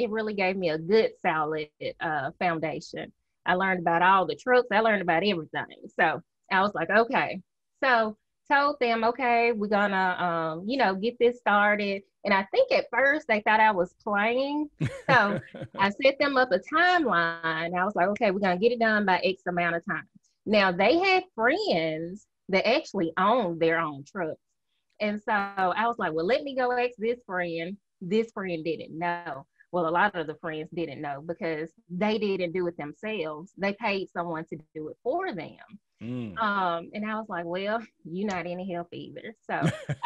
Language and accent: English; Mississippi, United States; I am from Mississippi, good old Southern girl. When people hear me, they automatically say, "Where are you from?"